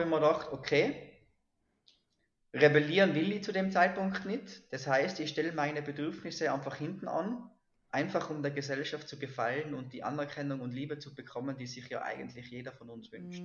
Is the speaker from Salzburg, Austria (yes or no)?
no; Silz, Tyrol, Austria; bin ich in Silz, in Silz geboren, das ist im Tiroler Oberland